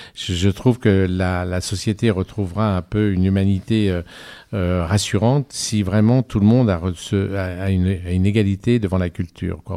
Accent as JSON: {"language": "French", "town": "Annecy", "region": "Auvergne-Rhône-Alpes", "country": "France", "tie": "born or raised there", "also_born_or_lived": "Cruseilles", "moved": "yes", "said": "je suis né à Annecy"}